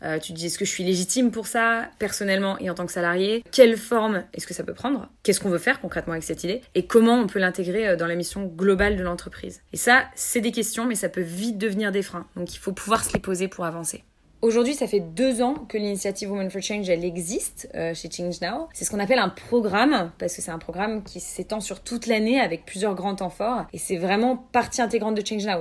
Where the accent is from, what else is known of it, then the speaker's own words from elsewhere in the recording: Lyon, Auvergne-Rhône-Alpes, France; moved away as an adult; now in Paris, France; j'ai 26 ans, je viens de Lyon. Ça fait à peu près 6 ans que j'habite à Paris maintenant.